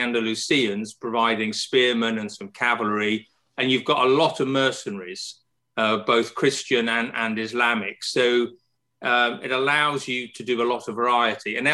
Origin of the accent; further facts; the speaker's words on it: United Kingdom; my sense as a Brit